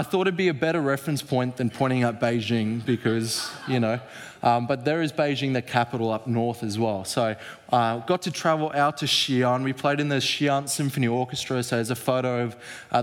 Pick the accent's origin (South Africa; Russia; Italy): South Africa; as a South African, our language is quite similar